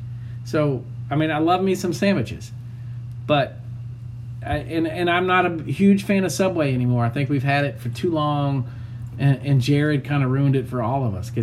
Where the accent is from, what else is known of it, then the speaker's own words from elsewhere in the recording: Louisiana, United States; moved away; I grew up in Louisiana where Bears Po' Boys was the shit